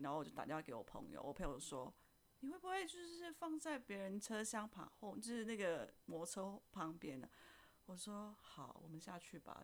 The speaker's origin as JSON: {"language": "Chinese", "country": "Indonesia", "moved": "as an adult", "lives_now": "Taiwan", "said": "我来自印尼，然后我在台湾工作了五年了"}